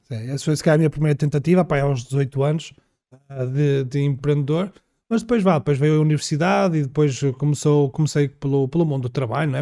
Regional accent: Minho, Portugal; Região do Minho, uh, porque eu sou minhoto.

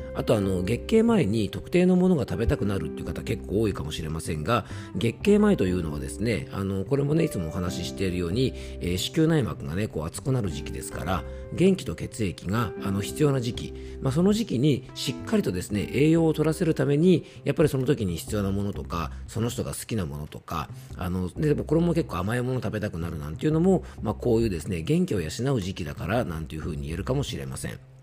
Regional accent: Koshu dialect home area, Yamanashi, Japan; accent: Koshu dialect; 地元の方言ですね、公衆弁

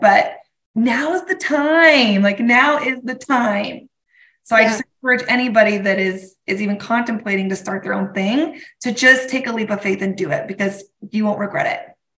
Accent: Colorado, United States; moved away as an adult; also born or lived in Durango, Colorado; now in Spokane, United States; Colorado, my hometown

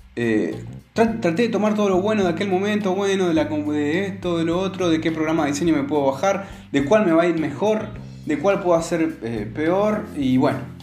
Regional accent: Argentina; aquí en Argentina, sobre todo, y en mi pueblo

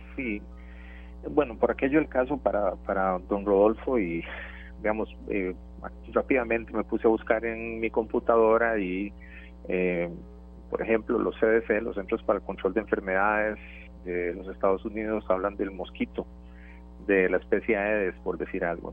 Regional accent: Turrialba, Cartago, Costa Rica; para los que somos de Turrialba

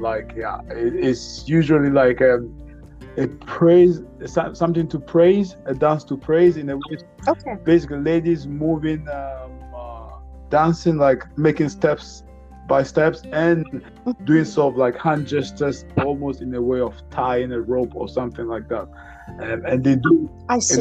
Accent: Ghana; I'm from Ghana.

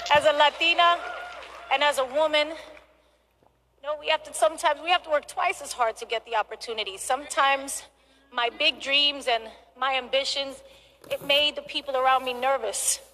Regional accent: New York, United States; From being a little girl growing up in the Bronx in New York

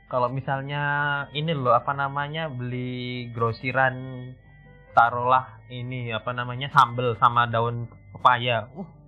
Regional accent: East Java, Indonesia; teman-teman saya malu sebagai warga Jawa Timur lupain.

